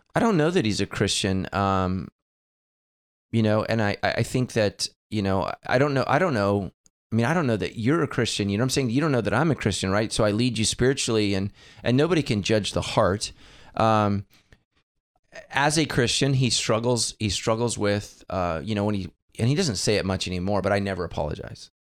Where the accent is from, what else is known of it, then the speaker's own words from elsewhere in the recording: United States; I am an American